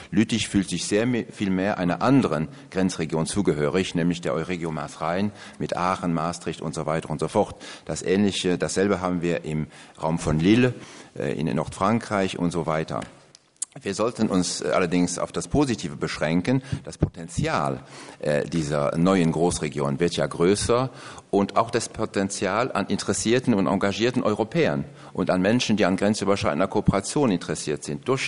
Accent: Luxembourg; Äh, ich sage das als Luxemburger bewusst, äh, mit dem Lützeburgischen äh, im Elsass gibt es auch eine Regionalsprache

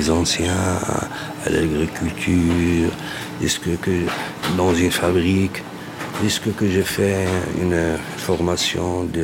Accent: Morocco; Moi je suis Marocain … je suis venu de l'italie euh, j'ai passé de luxembourg pour aller en belgique

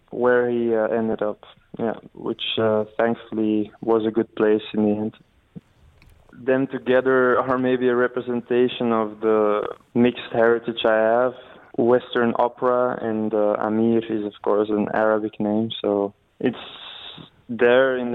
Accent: Belgium; I grew up in Belgium, so I, I don't really have um, a connection in that way.

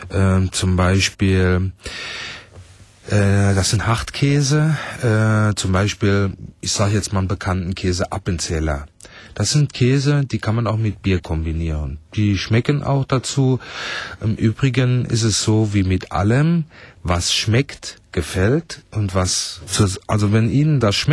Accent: Saarland, Germany; ich als äh, Nordzahlländer, ich komme aus Ochscholz, selbst für mich ist dieser Fez schon zu herb.

